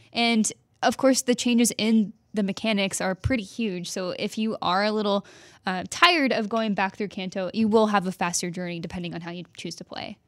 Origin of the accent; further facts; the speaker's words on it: Texas, United States; moved away; also born or lived in Oklahoma; I was born in Oklahoma, raised in Texas